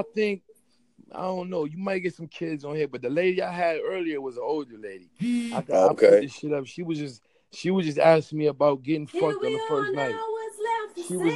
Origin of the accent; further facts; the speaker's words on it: New York City, New York, United States; now in West Coast, United States; Queens, man. I'm from Flushing